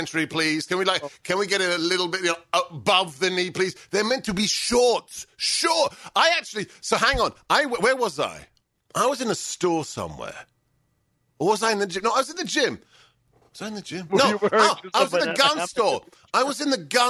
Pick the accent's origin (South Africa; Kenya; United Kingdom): United Kingdom; England; moved away as an adult; also born or lived in Hungary; now in United States; I was born in England, okay, to Hungarian parents. After the fall of the Berlin Wall, I went to live in the newly liberated land of my forefathers, 15 years in post-communist Hungary